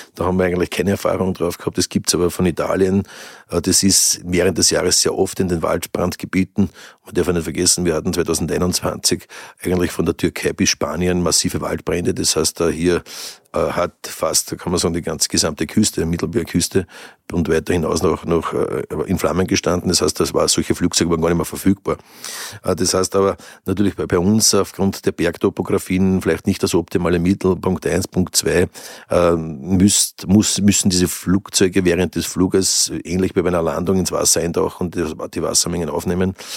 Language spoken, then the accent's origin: German; Lower Austrian, Austria; als Niederösterreicher